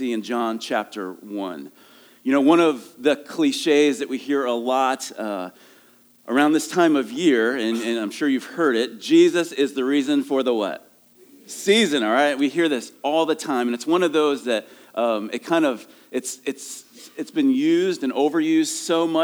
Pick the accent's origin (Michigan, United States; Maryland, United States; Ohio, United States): Ohio, United States; moved away; I'm from Ohio